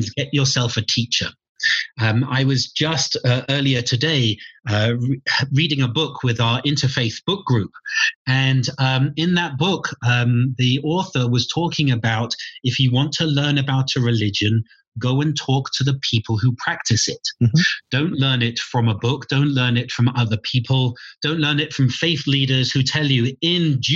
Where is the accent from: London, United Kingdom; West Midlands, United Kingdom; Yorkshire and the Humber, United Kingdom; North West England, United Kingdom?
London, United Kingdom; moved away as an adult; also born or lived in St Andrews, Scotland; now in Santa Fe, United States; I was brought up in London